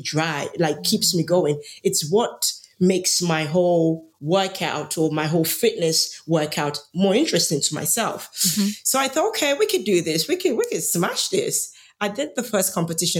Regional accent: Nigeria; moved away; I grew up in Nigeria

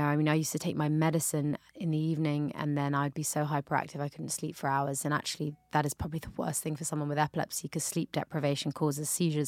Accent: London, United Kingdom; now in New York, United States; growing up in London, we obviously have a big Jamaican community there

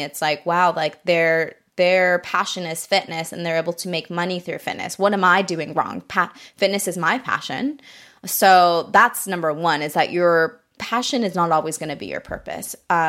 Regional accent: Japan; now in United States; I grew up in Japan. It's so much more walkable there.

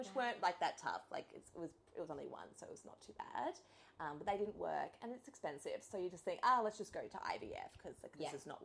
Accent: Sunshine Coast, Queensland, Australia; also born or lived in Brisbane; we're from the Sunshine Coast and my family are all here

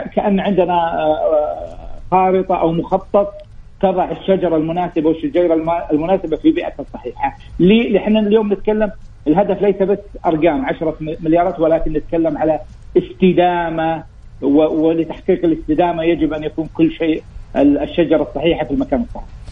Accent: Saudi Arabia; المملكه رغم انها صحراء ولكن ما هي فقيره في الغطاء النباتي، عندنا اكثر من 2500 نوع من النبات

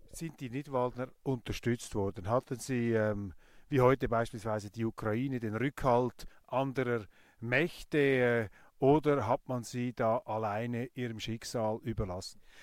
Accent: Zurich, Switzerland; als Zürcher

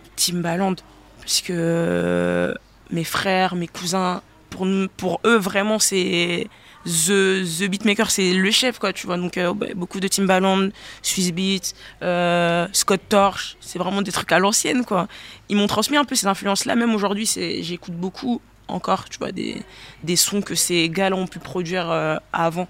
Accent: Gabon; moved away; J'ai grandi au Gabon

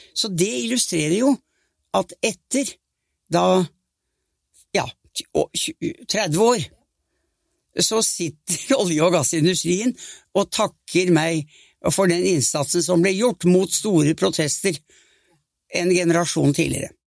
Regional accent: Norway; jeg var norsk statsminister

